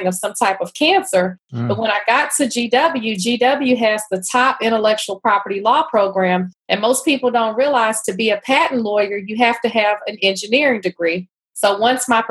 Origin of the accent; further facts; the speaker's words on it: Houston, Texas, United States; moved away as an adult; also born or lived in Atlanta, Georgia; now in Washington, D.C. area, United States; I grew up in Houston. So I'm actually from Third Ward in Houston.